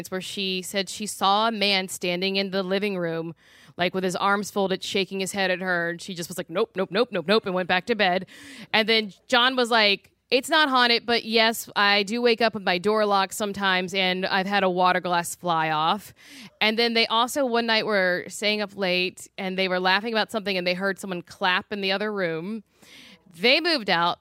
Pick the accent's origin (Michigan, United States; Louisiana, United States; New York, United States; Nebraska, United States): Louisiana, United States; moved away; I'm from Louisiana.